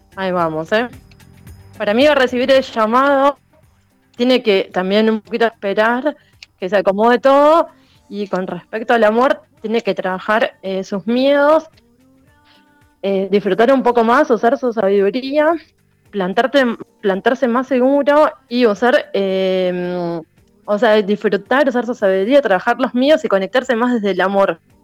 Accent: Buenos Aires, Argentina; soy de Buenos Aires, de Capital Federal

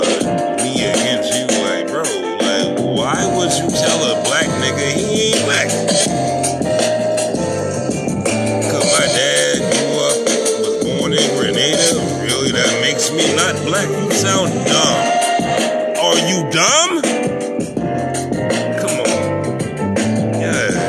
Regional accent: Charleston, South Carolina, United States; I was born in Charleston, South Carolina

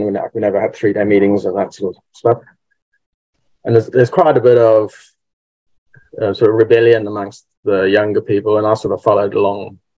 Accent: Cape Town, Western Cape, South Africa; So I was born in the Brethren, obviously, in Cape Town in South Africa. I was like fifth generation Brethren

